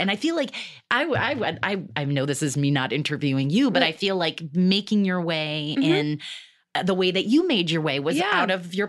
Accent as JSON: {"language": "English", "region": "Michigan", "country": "United States", "accent": "Michigan", "moved": "as an adult", "lives_now": "Los Angeles, United States", "said": "to you, like it goes up into the nose, the Michigan nose a little bit. And it was really prominent when I first came to LA."}